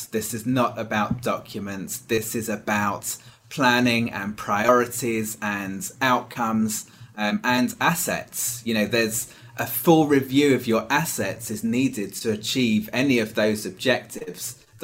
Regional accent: United Kingdom; moved away as an adult; also born or lived in Hong Kong / London; now in United States; I'm not from Texas, but I am from the UK originally.

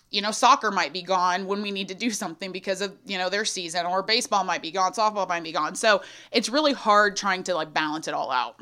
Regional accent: Thorndale, Texas, United States; I'm from a very small town outside of Austin called Thorndale, population thirteen hundred sixty-six

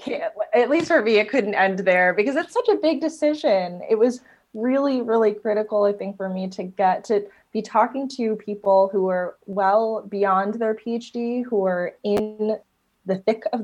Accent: New Jersey, United States; moved away as an adult; also born or lived in Ithaca, New York / Los Angeles; I grew up in New Jersey

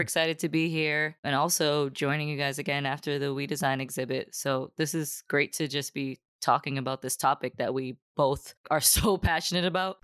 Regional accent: Boston, Massachusetts, United States; I grew up in Dorchester

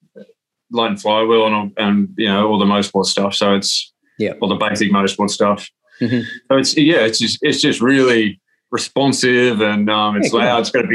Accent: Australia; as an Australian going there

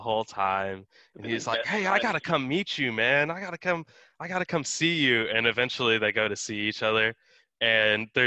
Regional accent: Texas, United States; That's the state tree here. Yeah, pecan trees. So actually growing up, my parents had a pretty big pecan tree

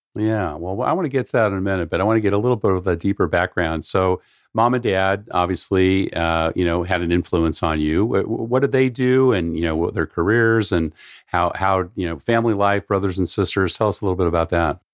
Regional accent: San Diego, California, United States; I grew up down in San Diego

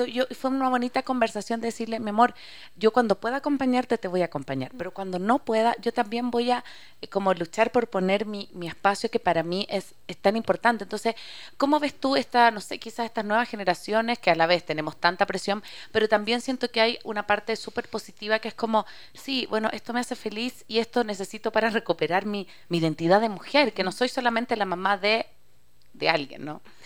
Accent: Chile; moved away as an adult; yo soy chilena

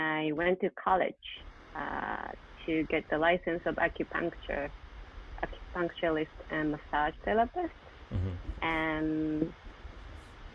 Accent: Tokyo, Japan; moved away as an adult; now in Canada; I'm from Japan, Tokyo

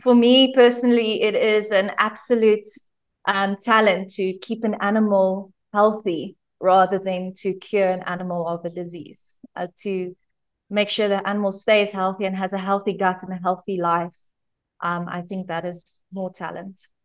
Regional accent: Pretoria, Gauteng, South Africa; moved away as an adult; now in Limpopo, South Africa; I was born in Pretoria. I was a city girl, and then I started studying at University of Pretoria.

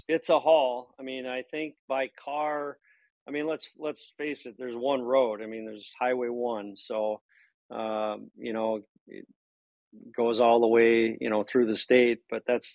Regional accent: Minnesota, United States; moved away; I'm from Minnesota as well.

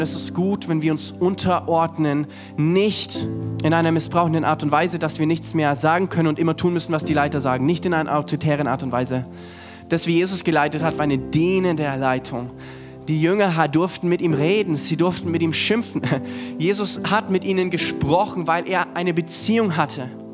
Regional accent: Germany; für uns auch als Deutsche

